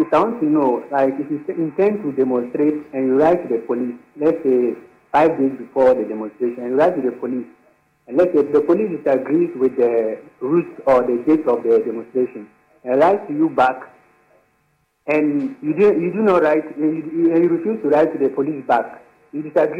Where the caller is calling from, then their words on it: Bolgatanga?, Upper East, Ghana; I'm calling from Boko in the Upper East Region.